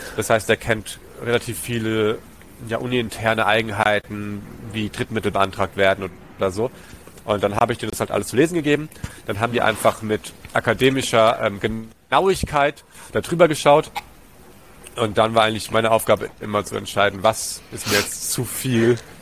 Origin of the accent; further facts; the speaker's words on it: Germany; also born or lived in Tanzania / Hessenbruch; ich bin in Tansania groß geworden, mhm. bis ich acht war und dann den Rest der Schulzeit in Deutschland